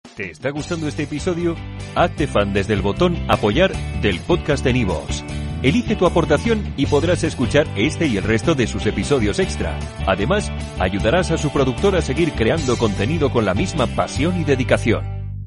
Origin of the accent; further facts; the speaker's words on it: Zaragoza, Aragon, Spain; siempre que hablo de mi tierra y siempre que hablo de Zaragoza y de Aragón